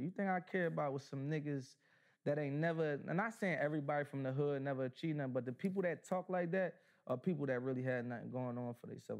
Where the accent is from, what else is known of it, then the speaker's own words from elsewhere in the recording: Philadelphia, Pennsylvania, United States; I'm from North Philly.